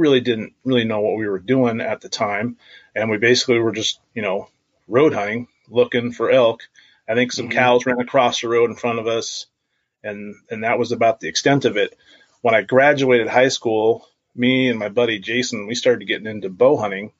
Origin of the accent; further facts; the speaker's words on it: Washougal, Washington, United States; also born or lived in Klamath, Washington; I live here in Klamath, Washington. And grew up in Washougal